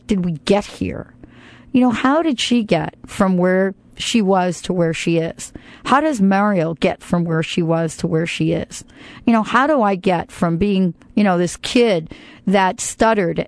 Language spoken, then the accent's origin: English; New Jersey, United States; also born or lived in New York / Bronx, New York; born in New York, grew up in New Jersey.